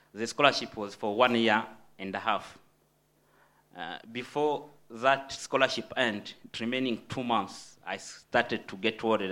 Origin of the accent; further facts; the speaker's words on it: DR Congo; moved away; I'm um, from the Democratic Republic of Congo, which is in Central Africa